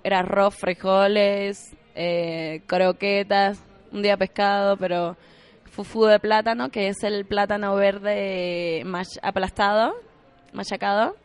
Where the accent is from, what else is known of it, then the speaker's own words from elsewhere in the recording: Havana, Cuba; moved away as an adult; also born or lived in Camagüey, Cuba; now in Mexico; la de La Habana, que es de donde yo soy